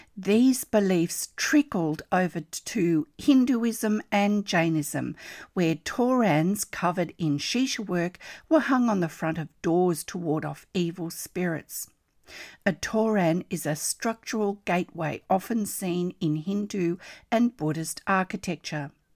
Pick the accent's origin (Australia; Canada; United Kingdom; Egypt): Australia; I'm an Australian textile artist